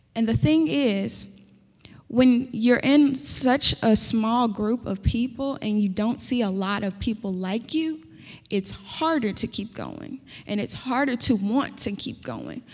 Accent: Indianapolis, Indiana, United States; accent: country; I'm from Indianapolis and that's pretty a city as it gets

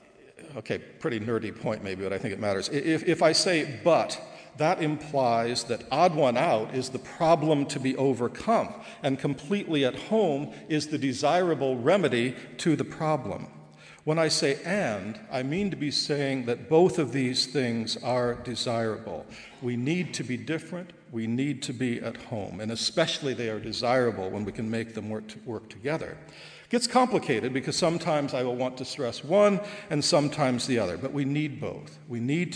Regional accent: Goshen, Indiana, United States; moved away as an adult; also born or lived in Dublin, Ireland; now in Goshen, United States; I'm so Goshen College that my first home was a Goshen College dormitory because my parents were resident directors

